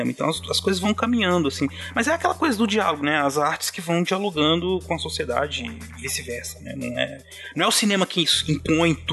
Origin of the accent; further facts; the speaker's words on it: São Paulo, Brazil; Ele é um caiçara como eu.